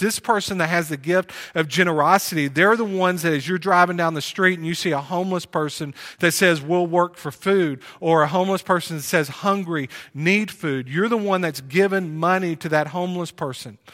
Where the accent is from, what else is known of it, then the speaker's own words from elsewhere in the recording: Plano, Texas, United States; moved away; also born or lived in Wylie, Texas; We grew up together in Plano.